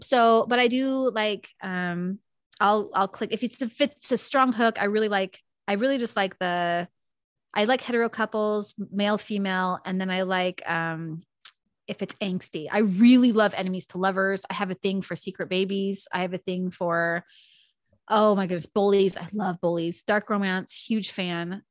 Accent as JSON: {"language": "English", "town": "Spokane", "region": "Washington", "country": "United States", "tie": "born or raised there", "moved": "yes", "lives_now": "North Idaho, United States", "said": "I was born and raised in Spokane, Washington."}